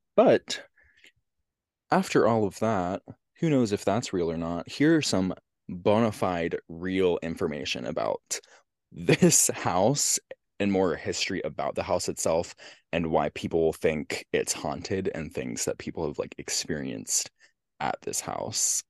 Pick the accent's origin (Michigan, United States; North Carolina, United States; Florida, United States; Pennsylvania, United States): Pennsylvania, United States; Central; my hometown.